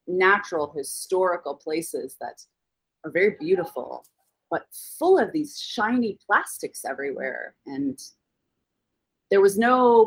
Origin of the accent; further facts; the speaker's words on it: California, United States; moved away as an adult; also born or lived in Georgia, United States; now in Jordan; they were married in America, in California. And that is where I was born and first generation in the States.